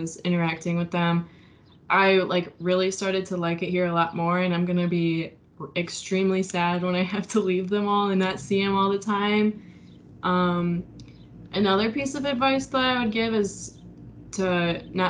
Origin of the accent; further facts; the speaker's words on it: Port Huron, Michigan, United States; I'm from Port Huron. If anybody knows where that's at, that's like here in the thumb, across from Canada